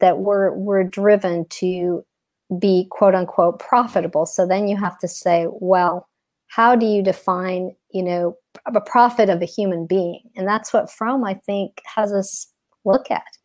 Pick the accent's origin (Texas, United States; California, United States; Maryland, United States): Texas, United States; now in Atlanta, United States; I've been in Atlanta for like 20 years, but I'm originally from Texas